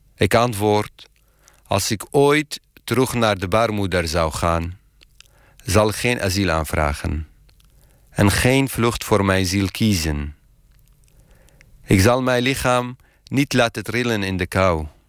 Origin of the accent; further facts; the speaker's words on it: Iraq; Dutch is a second language; moved away as an adult; now in Netherlands; Ik vertel dat ik uit Irak kom